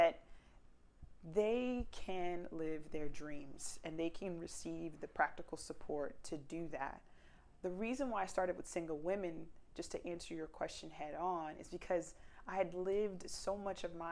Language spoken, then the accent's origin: English; South Florida, United States; I was raised in South Florida